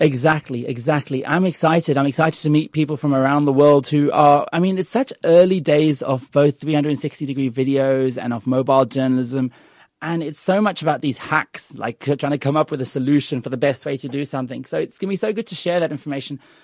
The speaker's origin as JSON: {"language": "English", "country": "Australia", "tie": "born or raised there", "also_born_or_lived": "United Kingdom", "moved": "yes", "lives_now": "South Africa", "said": "I was born in the U K and I was raised in Australia and, and I choose to be here"}